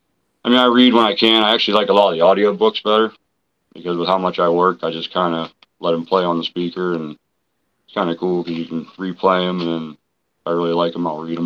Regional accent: Pittsburgh, Pennsylvania, United States; Hi, how you doing? … from Pittsburgh, PA.

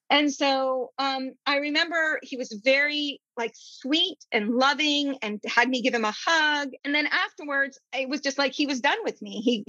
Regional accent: India; I grew up in India, brown people.

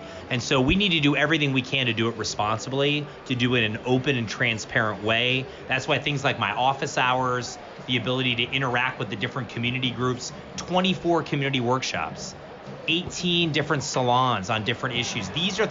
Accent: Cleveland, Ohio, United States; moved away; I saw that growing up in Cleveland when the Browns left.

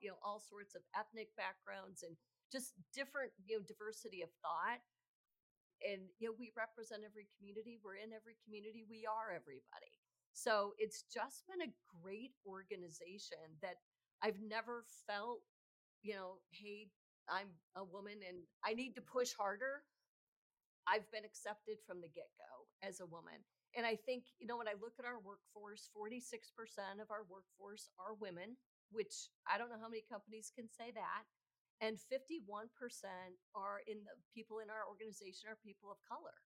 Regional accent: Chicago, Illinois, United States; I'm from Chicago, lived in Chicago most of my adult life

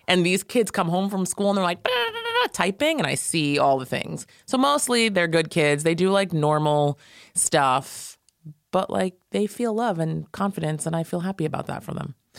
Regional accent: Valley Cottage, New York, United States; I grew up in Valley Cottage, New York, near Nyack. like Rockland County.

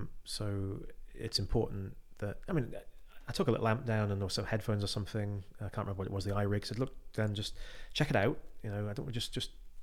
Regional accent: West Cumbria, North West England, United Kingdom; I'm from West Cumbria.

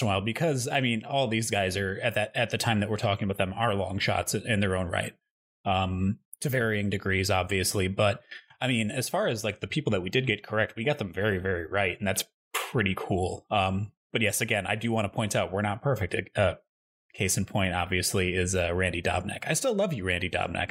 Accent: Midwest, United States; moved away; I grew up in the Midwest

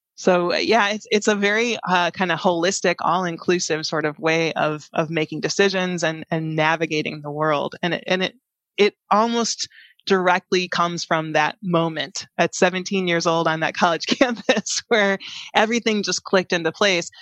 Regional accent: Chicago, Illinois, United States; moved away as an adult; also born or lived in San Jose; I grew up in the Chicagoland area

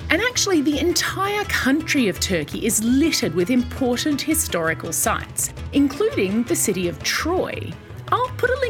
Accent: Queensland, Australia; I'm 14 years old and I'm from Queensland, Australia.

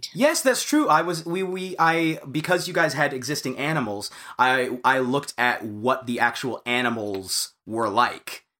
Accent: United States; as an American

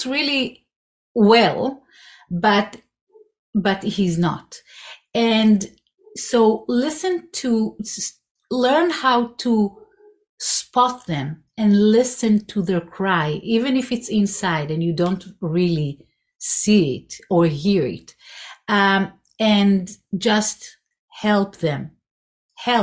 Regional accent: Israel; moved away; I grew up in Israel. I was born there.

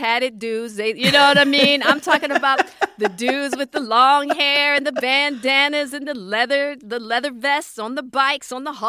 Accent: Hollywood, California, United States; So as a woman, then I'm a Black woman, and then I'm a woman from Hollywood, which is the antithesis.

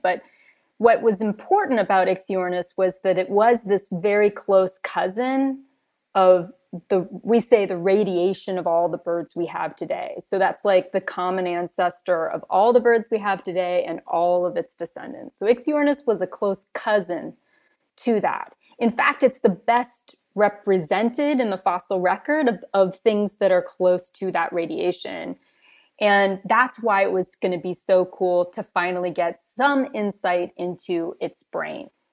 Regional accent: California, United States; moved away; I grew up in California

